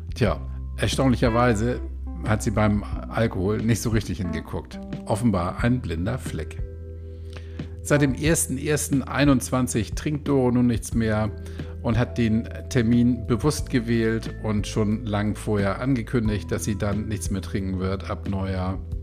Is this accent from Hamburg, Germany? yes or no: yes; Hamburg, Germany; Ich bin hier in Hamburg groß geworden und irgendwie auch nie so richtig rausgekommen